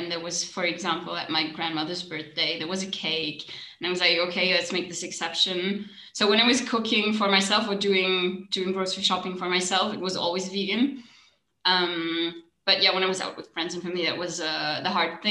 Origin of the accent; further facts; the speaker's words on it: Germany; I'm from Germany.